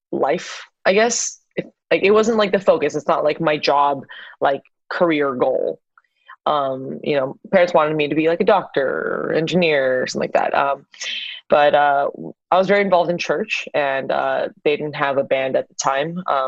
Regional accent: Los Angeles, California, United States; also born or lived in South Korea; now in Los Angeles, United States; I was born and raised in West Hills, California, which is in the Valley

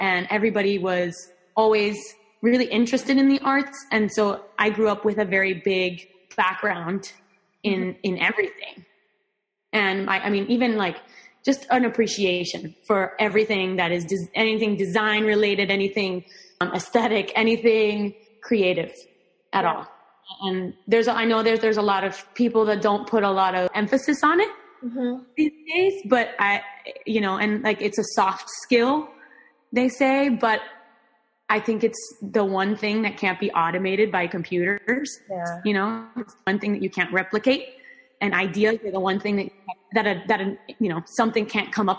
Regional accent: Miami, Florida, United States; first language Spanish; English is a second language; I am Cuban American. So I grew up in Miami, Florida, and that my upbringing here was very much influenced by Cuban culture, by Latin American culture.

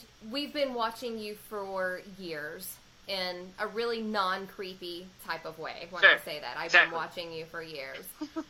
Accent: West Virginia, United States; I'm from West Virginia.

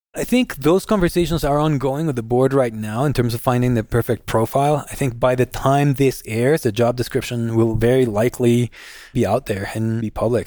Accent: Guatemala; moved away as an adult; also born or lived in Arkansas / North Carolina; I was born and raised in Guatemala.

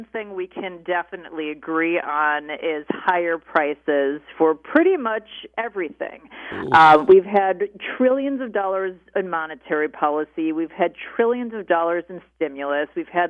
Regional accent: Chicago, Illinois, United States; also born or lived in Pennsylvania / California; I grew up on the North Shore of Chicago after living in Pennsylvania and California, back here again.

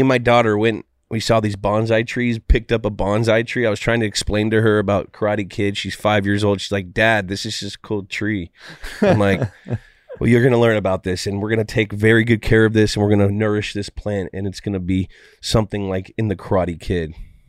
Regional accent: California, United States; California kid, went to Stanford. I'm from the Bay Area.

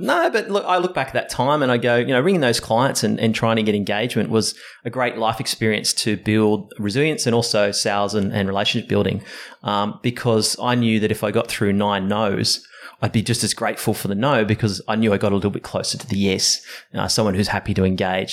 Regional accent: Sydney, New South Wales, Australia; Sydney born and bred. Um, uh, grew up in uh, the hills area

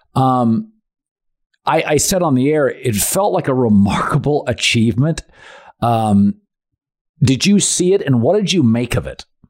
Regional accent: Seattle, Washington, United States; I'm from Seattle

